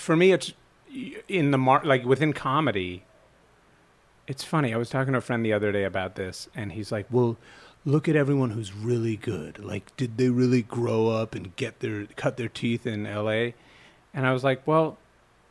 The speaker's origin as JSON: {"language": "English", "region": "New York", "country": "United States", "tie": "born or raised there", "also_born_or_lived": "Montreal, Canada / Ohio", "moved": "as an adult", "lives_now": "Los Angeles, United States", "said": "I was born in Montreal, raised in New York, school in Ohio, got back to New York, loved it, lived there for a bit"}